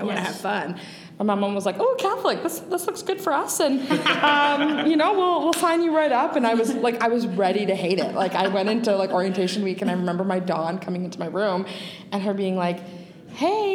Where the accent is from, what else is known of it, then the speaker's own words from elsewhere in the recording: Milton, Ontario, Canada; I grew up in Milton.